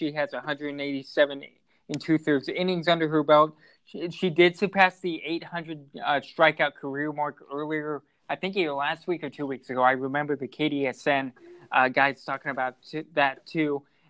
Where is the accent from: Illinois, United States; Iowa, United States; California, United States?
Iowa, United States; Lynnville-Sully school district; also born or lived in Montezuma, Iowa; now in La Crosse, United States; I grew up in the Limbo Sully school district, even though I was open enrolled at Montezuma. I did live in the Limbo Sully school district as a kid.